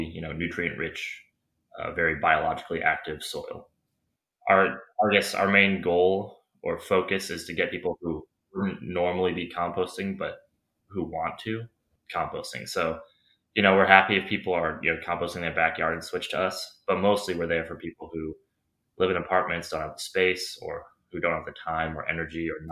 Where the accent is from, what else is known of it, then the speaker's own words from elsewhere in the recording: Madison, Wisconsin, United States; also born or lived in Chicago / Stoughton; I'm from the Madison area